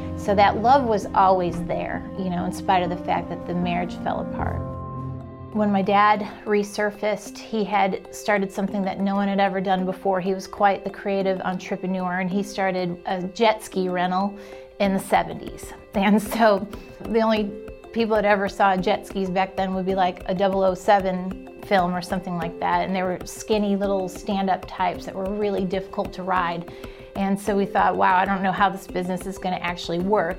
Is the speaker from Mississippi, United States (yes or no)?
no; Chicago, Illinois, United States; now in Alabama, United States; Born and raised in Chicago, and my parents divorced when I was five